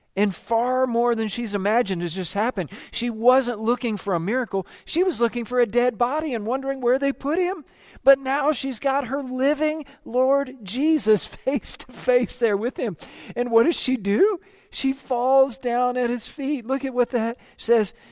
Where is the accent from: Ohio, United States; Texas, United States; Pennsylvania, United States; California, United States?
Texas, United States; I'm just from Texas